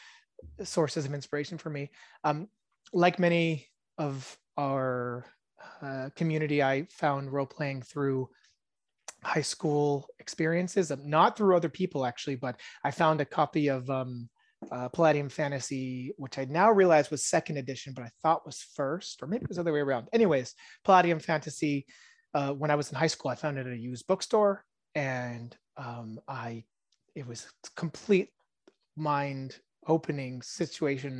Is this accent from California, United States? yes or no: yes; California, United States; first language Hebrew; English is a second language; also born or lived in Israel; I grew up mostly around California and, um, although my first language is Hebrew